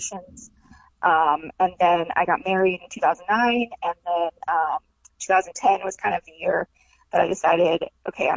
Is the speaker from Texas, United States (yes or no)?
yes; Texas, United States; also born or lived in Dallas; now in Los Angeles, United States; I'm from Texas originally